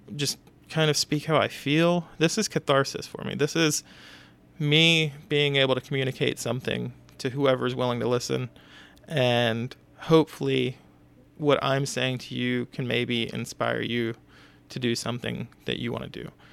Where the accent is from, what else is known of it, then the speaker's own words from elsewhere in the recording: Houston, Texas, United States; moved away; I'm from Texas originally. I'm from Houston.